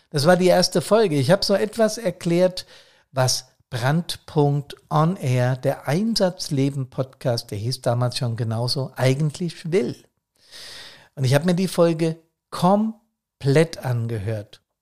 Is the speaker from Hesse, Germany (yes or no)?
yes; Bad Soden, Hesse, Germany; ich habe aus dem Fenster geschaut wie immer und sehe Teile meiner Heimatstadt Bad Soden und viel Grün.